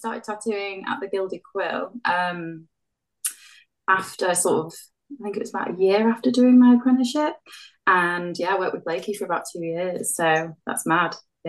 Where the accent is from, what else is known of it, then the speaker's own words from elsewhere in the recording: North West England, United Kingdom; born there; I was born in Cheshire, and I've moved around a lot, to be honest.